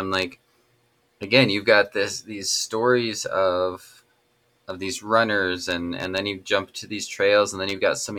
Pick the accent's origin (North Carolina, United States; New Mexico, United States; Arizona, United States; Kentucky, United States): New Mexico, United States; Las Vegas; I grew up in Las Vegas, New Mexico